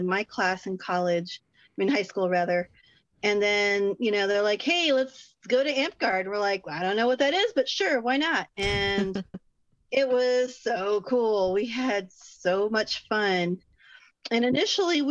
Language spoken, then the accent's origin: English; Texas, United States; I'm from Texas. I can't get rid of the howdy, if even I want